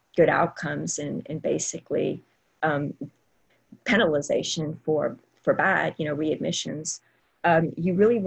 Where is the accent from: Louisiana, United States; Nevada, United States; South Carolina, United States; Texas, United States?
Louisiana, United States; Southwest; I'm from Southwest Louisiana